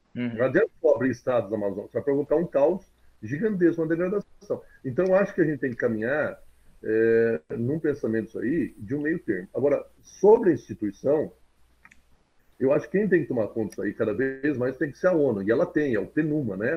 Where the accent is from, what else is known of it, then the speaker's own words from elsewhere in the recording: Jabuticabal, São Paulo, Brazil; eu sou de Jabuticabal